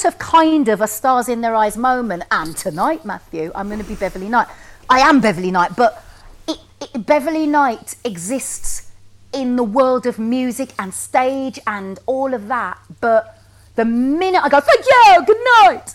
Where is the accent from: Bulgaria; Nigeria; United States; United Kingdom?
United Kingdom; Wolverhampton, West Midlands; moved away as an adult; now in London, United Kingdom; from Wolverhampton